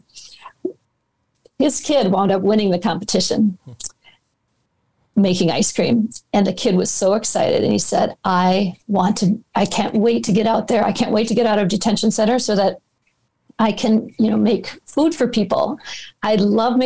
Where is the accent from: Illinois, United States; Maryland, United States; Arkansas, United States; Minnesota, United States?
Minnesota, United States; Minneapolis; my hometown of Minneapolis